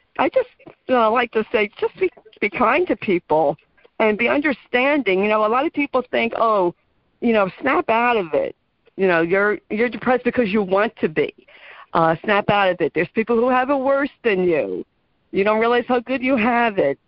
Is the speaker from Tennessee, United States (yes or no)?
no; New Jersey, United States; I'm from New Jersey